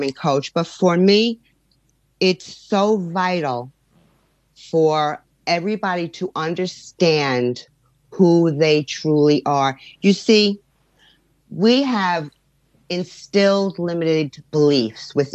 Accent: New York, United States; I was born and raised in New York from parents that are from Italy

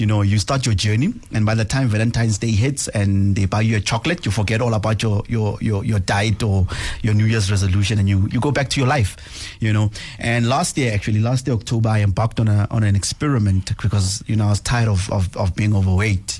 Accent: Pretoria, Gauteng, South Africa; I'm from Mamelodi, uh, township east of Pretoria, born and bred there

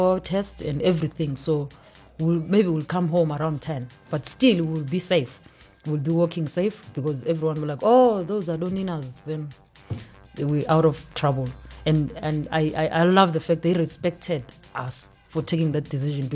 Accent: Klerksdorp, North West, South Africa; also born or lived in Eastern Cape / Limpopo; I was born in Eastern Cape. I do go to a small Nyana town. I love my village, but I hardly go there. It's far. But I grew up in Klerksdorp, Northwest Kokasi.

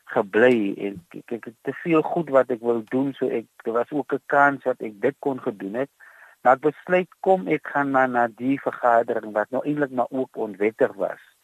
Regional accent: Touws River, Western Cape, South Africa; also born or lived in Calvinia; Ek is gebore in Touwsrivier. Ek het hier groot geword in 'n paar ander dorpe soos Verliesdorp en Kaizi naby Montetjie

